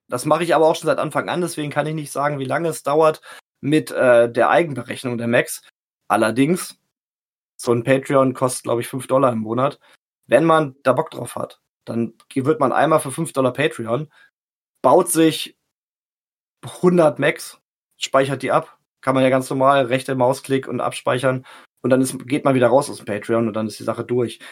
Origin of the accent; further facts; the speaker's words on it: Salzgitter, Lower Saxony, Germany; now in Lehrte, Germany; ich bin geboren in Salzgitter